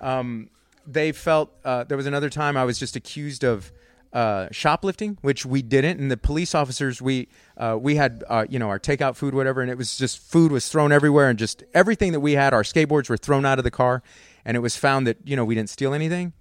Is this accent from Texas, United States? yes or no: yes; Converse, Texas, United States; I grew up in Converse